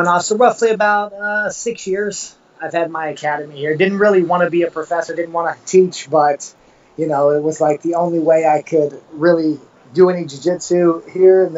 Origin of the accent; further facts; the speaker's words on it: East Tennessee, United States; moved away as an adult; also born or lived in Merrillville, Indiana; now in Punta Cana, Dominican Republic; I was raised in East Tennessee.